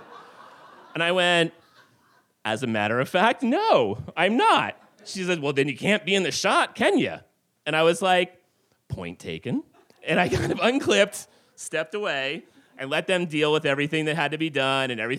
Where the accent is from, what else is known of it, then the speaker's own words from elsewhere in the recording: New Jersey, United States; now in Alaska, United States; I'm originally from New Jersey